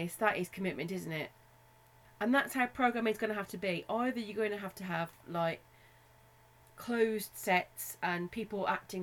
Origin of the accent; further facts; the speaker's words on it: Black Country, West Midlands, United Kingdom; accent: Black Country; my Black Country accent